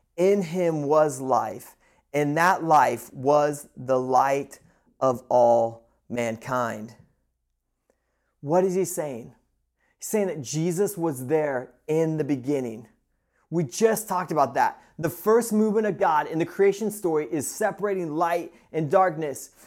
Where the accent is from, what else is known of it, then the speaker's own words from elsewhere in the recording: Midwest, United States; now in Pacific Northwest, United States; growing up in the Midwest, I am used to a ton of snow, and I love it. And moving out to the West Coast